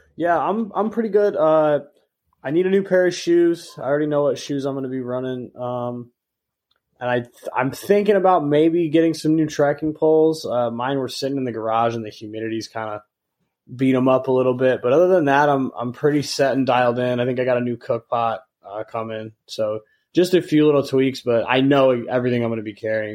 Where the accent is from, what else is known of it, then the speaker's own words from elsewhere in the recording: Michigan, United States; growing up in Michigan